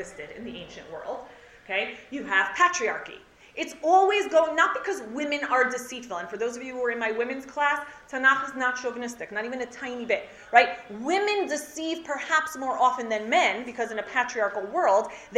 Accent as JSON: {"language": "English", "country": "United States", "tie": "born or raised there", "said": "growing up in America"}